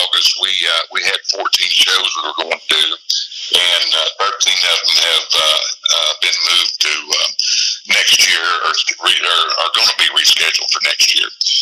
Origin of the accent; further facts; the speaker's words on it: Chattanooga, Tennessee, United States; I started playing music in my hometown of Chattanooga back in 76